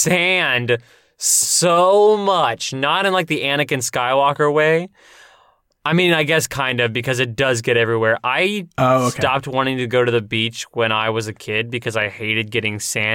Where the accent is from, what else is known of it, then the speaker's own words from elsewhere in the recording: United States; And I'm like, I'm Native American.